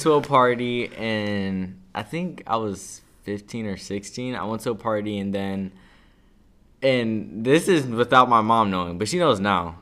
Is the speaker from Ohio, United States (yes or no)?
yes; Cleveland, Ohio, United States; I'm from, really from, like, all around of Cleveland, but, you know, growing up, I moved around over here, then I moved a, around over the, on the east side